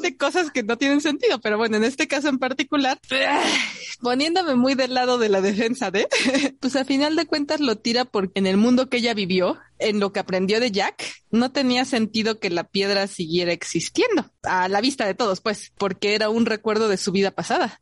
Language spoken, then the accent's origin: Spanish; Mexico City, Mexico; los chilangos conocemos